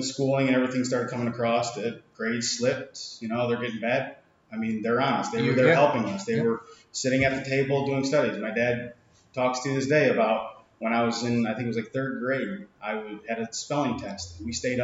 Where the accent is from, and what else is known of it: Centerville, United States; born or raised there